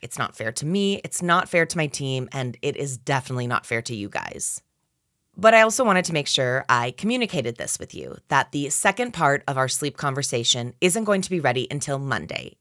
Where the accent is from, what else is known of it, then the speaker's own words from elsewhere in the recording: Minneapolis, Minnesota, United States; I'm from Minneapolis, Minnesota